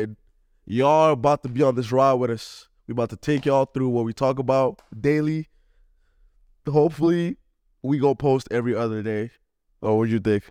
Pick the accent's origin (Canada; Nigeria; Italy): Nigeria; now in Cleveland, United States; I'm Nigerian